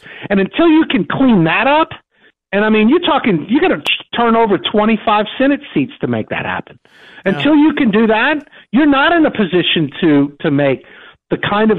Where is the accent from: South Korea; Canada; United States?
United States; Louisiana; I come from Louisiana.